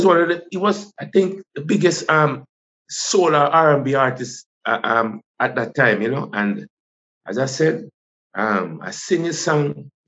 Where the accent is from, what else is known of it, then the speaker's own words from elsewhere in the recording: rural St. Andrew, Saint Andrew, Jamaica; also born or lived in Kingston; I was born in Kingston, Jubilee. Yes. I grew up in with my grandmother in rural St. Andrew.